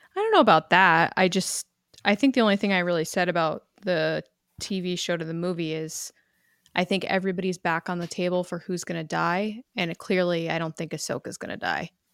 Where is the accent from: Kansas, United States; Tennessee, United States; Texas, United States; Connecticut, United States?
Connecticut, United States; I'm from Connecticut